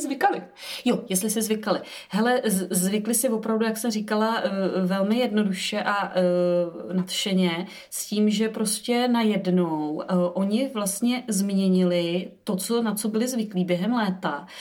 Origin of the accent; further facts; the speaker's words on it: Vysočina Region, Czechia; já jsem z Vysočiny